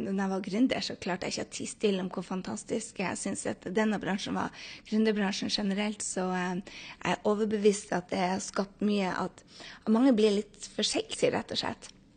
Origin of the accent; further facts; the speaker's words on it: Norway; moved away as an adult; now in New York City, United States; hjemme i Norge